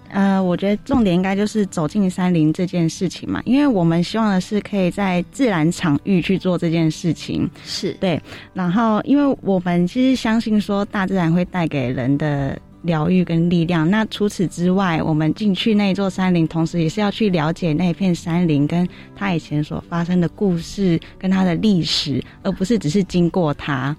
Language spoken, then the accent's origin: Chinese; Taipei, Taiwan; 我自己其实从小就是在台北出生，在台北长大，因为我爸爸因为经济的关系，所以他国中就已经到台北来工作了